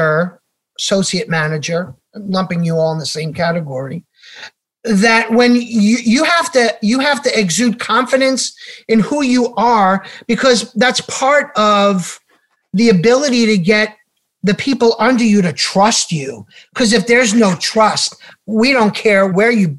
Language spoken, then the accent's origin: English; New York City, New York, United States; we're from New York, so kind of like I grew up in Queens